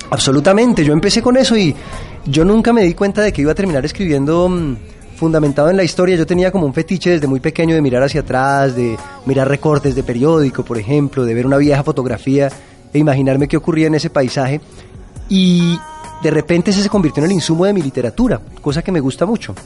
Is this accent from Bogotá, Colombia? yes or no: yes; Bogotá, Colombia; Yo vengo de la capital de Colombia, que es Bogotá